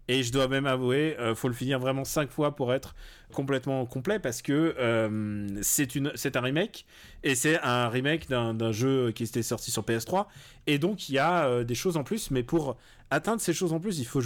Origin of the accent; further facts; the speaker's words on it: Russia; je suis russe, hein, je sais ce que c'est, comment magouiller